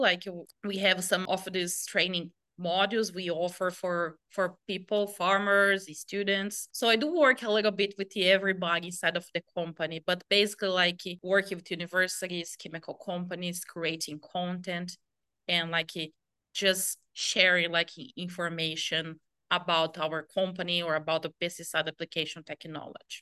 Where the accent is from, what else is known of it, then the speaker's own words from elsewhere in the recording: Brazil; moved away as an adult; also born or lived in Nebraska, United States; I came from Brazil